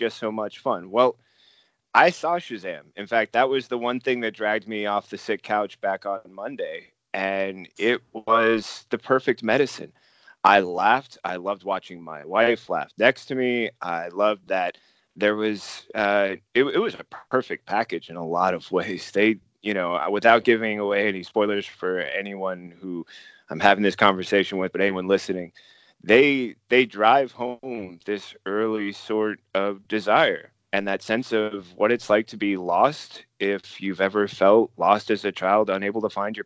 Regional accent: Oakland, California, United States; I'm from Oakland, California

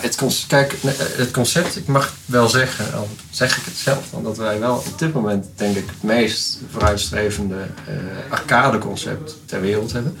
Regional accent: Netherlands; als Nederlanders

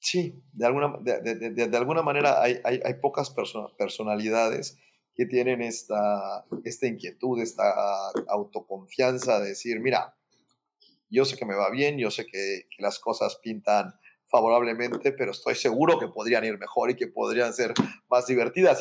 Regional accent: Mérida, Yucatán, Mexico; moved away; also born or lived in Mexico City; yo soy originario de Mérida

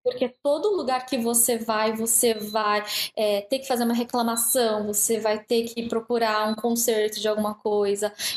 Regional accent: Brazil; also born or lived in Japan; now in Pittsburgh, United States; eu já lia desde a minha adolescência no Brasil

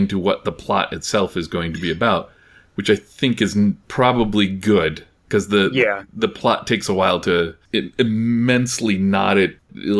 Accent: Midwest, United States; I'm from the Midwest.

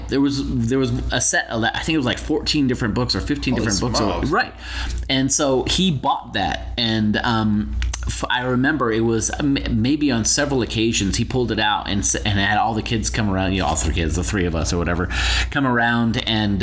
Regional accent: Utah, United States; we grew up in Utah

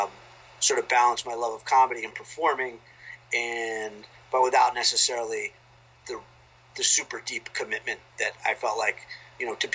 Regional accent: outside of Philadelphia, Pennsylvania, United States; moved away as an adult; now in Waltham, United States; I grew up outside of Philadelphia

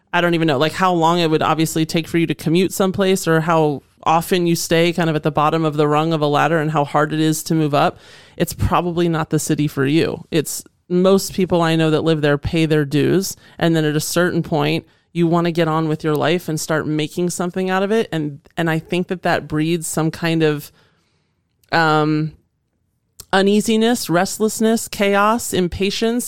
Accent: Northern Virginia, United States; also born or lived in Indiana / Los Angeles; now in Boise, United States; growing up in Northern Virginia

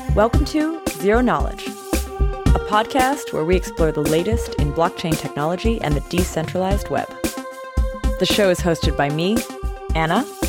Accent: Canada; moved away; My home country, but not my home city

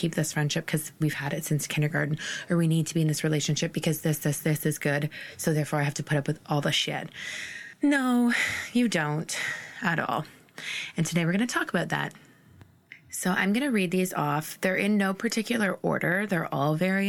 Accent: Ontario, Canada; moved away as an adult; also born or lived in Maritimes, Canada; I'm originally from Ontario and then I moved to the Maritimes when I was 22.

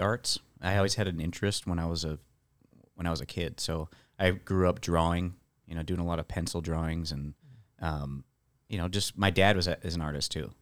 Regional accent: Illinois, United States; moved away as an adult; also born or lived in Nashville, Tennessee / Canada; now in Texas, United States; I moved back home from Nashville, moved back to Illinois in 2010

